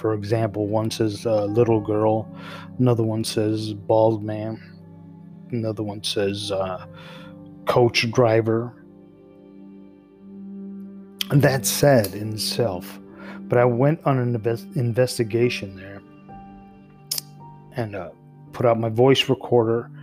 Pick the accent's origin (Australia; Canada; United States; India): United States; Chicago, Illinois; the back of the yards, a neighborhood I grew up in here in Chicago